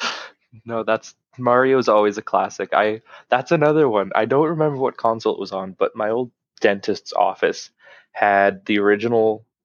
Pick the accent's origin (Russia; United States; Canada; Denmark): Canada; well, we're Canadian. I said, yeah.